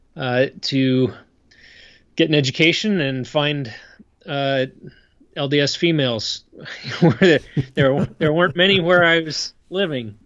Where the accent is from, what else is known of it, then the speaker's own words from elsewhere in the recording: State College, Pennsylvania, United States; moved away as an adult; also born or lived in Idaho; now in Utah, United States; I grew up in a college town